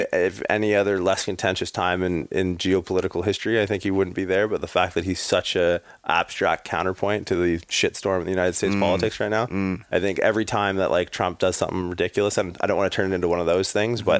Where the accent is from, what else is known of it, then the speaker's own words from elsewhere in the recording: Canada; moved away as an adult; also born or lived in California; makes you proud to be a Canadian.